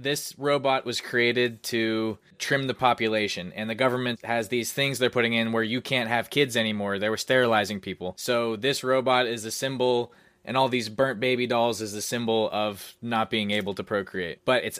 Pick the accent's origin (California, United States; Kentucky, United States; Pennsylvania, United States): Pennsylvania, United States